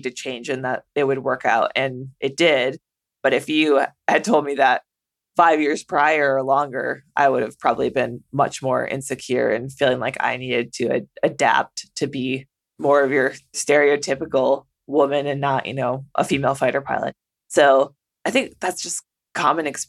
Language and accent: English; a small town in the Midwest, United States; moved away as an adult; also born or lived in Las Vegas / Japan; when you're from a small town in the Midwest